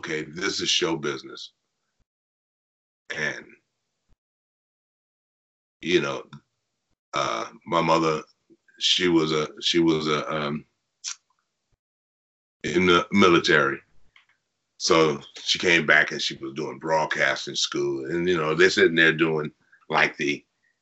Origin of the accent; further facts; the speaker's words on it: Detroit, Michigan, United States; I'm from Detroit